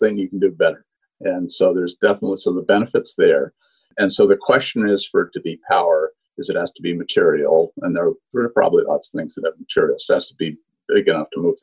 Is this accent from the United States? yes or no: yes; Vermont, United States; I'm from Vermont, so it's an area I know well, more cows than people